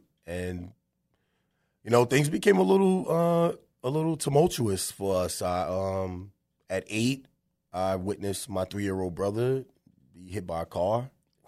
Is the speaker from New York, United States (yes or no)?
yes; Bronx, New York, United States; And so we grew up in the Bronx. That's where it started for me.